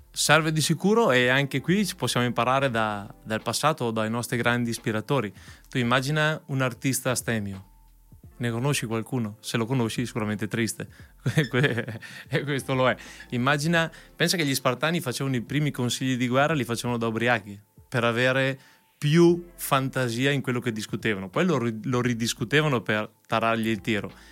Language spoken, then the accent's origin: Italian; Verona, Veneto, Italy; sono veronese, sono nato a Verona e qua da sempre